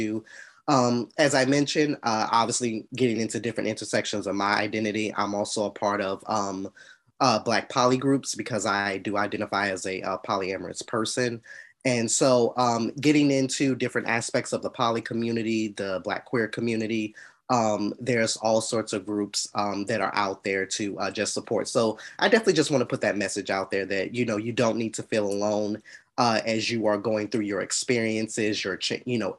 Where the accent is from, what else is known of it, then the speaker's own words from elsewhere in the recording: Atlanta, Georgia, United States; I'm from Atlanta, Georgia